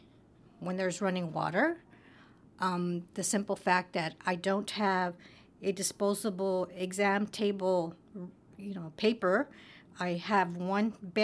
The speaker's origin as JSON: {"language": "English", "region": "California", "country": "United States", "tie": "born or raised there", "said": "I was born here in California, okay. But my parents are from Mexico"}